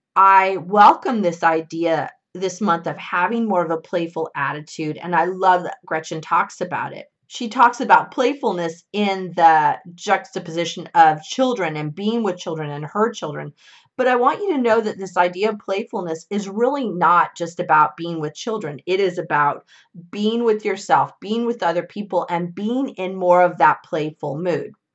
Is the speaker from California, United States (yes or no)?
yes; California, United States; my home state of California